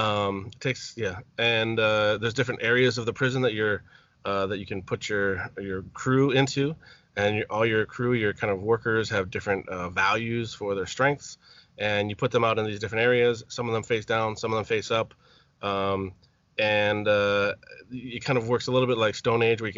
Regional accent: Madison, Wisconsin, United States; here in my hometown, Madison

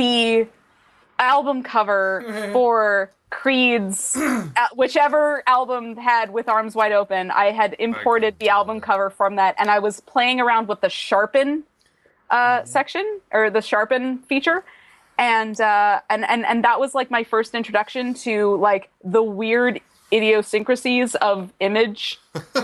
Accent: Calgary, Alberta, Canada; moved away as an adult; now in Victoria, Canada; I grew up in Calgary and moved out to BC when I was 18.

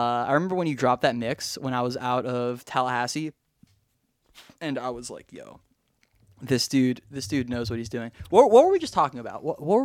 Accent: Australia; accent: Australian; I hate when my Australian accent turns bad.

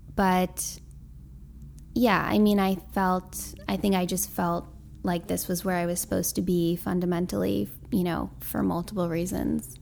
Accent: New York City, New York, United States; also born or lived in Boston / Bushwick, Brooklyn; I grew up in Tribeca

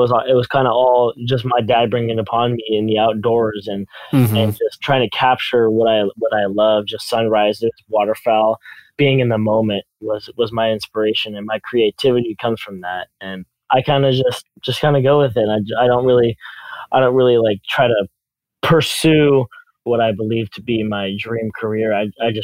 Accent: California, United States; I'm a photographer from California

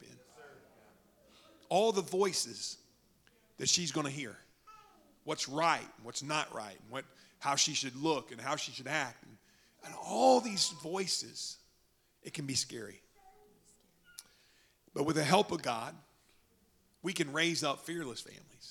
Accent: Oklahoma, United States; moved away; I'm from Oklahoma

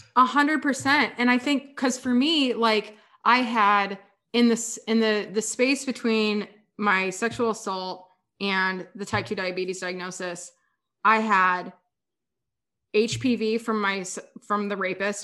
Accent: Kansas, United States; moved away as an adult; also born or lived in San Diego; I grew up in Kansas

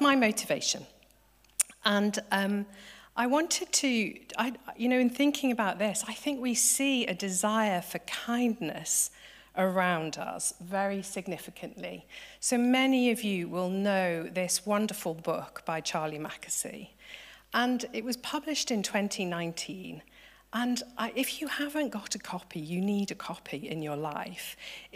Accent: Liverpool, North West England, United Kingdom; I'm from Liverpool

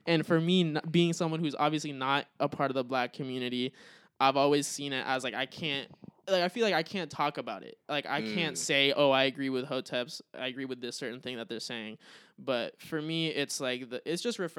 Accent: United States; I was born in America. Obviously I identify as like being American

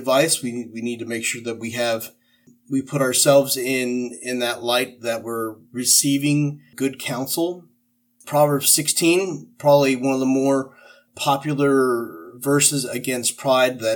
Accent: Midwest, United States; now in New Jersey, United States; I come from the Midwest

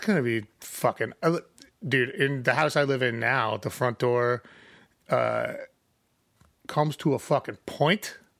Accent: Chicago, Illinois, United States; I'm from Chicago because I'm not from the side of Chicago where people get murdered

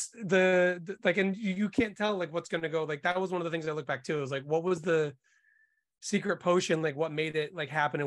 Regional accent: Boston, Massachusetts, United States; also born or lived in Montreal; now in New York, United States; I had grown up in Boston

